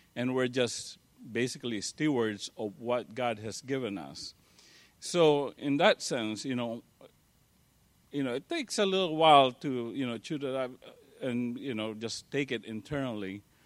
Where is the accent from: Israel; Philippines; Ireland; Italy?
Philippines; moved away; I grew up in the Philippines